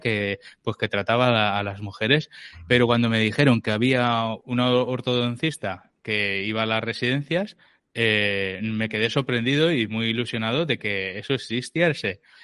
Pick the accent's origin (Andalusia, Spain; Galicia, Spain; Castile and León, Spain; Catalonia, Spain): Catalonia, Spain; Barcelona; yo soy de, Barcelona, estoy en Barcelona